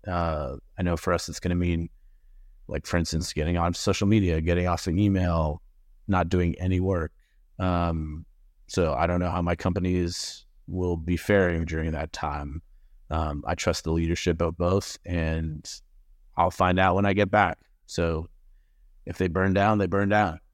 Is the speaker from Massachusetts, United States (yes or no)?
yes; Massachusetts, United States; now in Greenville, South Carolina, United States; was born and raised in Massachusetts